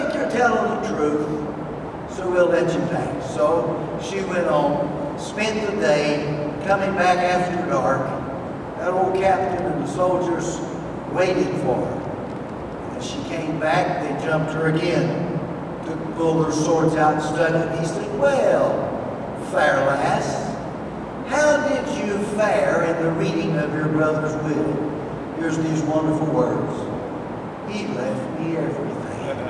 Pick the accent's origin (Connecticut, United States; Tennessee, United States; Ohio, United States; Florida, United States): Tennessee, United States; I'm from Tennessee